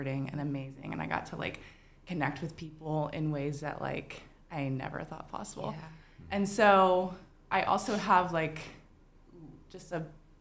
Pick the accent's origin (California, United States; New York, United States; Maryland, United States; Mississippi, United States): Mississippi, United States; moved away as an adult; now in Chattanooga, United States; I grew up in Mississippi